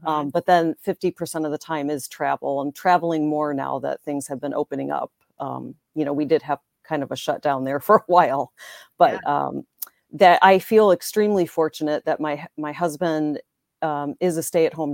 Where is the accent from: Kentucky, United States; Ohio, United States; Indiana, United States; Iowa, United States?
Indiana, United States; Northwest; moved away as an adult; now in Green Bay, United States; I grew up in Northwest Indiana, just south of Chicago. I live in Green Bay, Wisconsin, where I met my husband